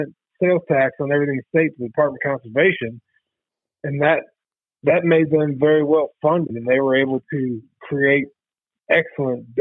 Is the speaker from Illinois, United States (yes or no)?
yes; Illinois, United States; moved away as an adult; now in Missouri, United States; I grew up in Illinois, duck and goose hunting with my dad and uncles and grandfather